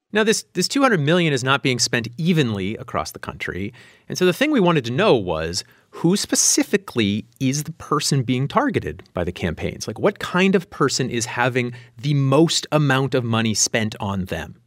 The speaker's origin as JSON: {"language": "English", "town": "Meadville", "region": "Pennsylvania", "country": "United States", "tie": "born or raised there", "moved": "yes", "said": "I grew up in Meadville, which is south of Erie"}